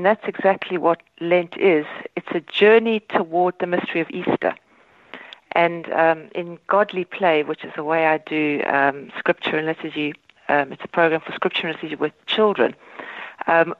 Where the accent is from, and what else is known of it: South Africa; born or raised there; moved away as an adult; now in Ireland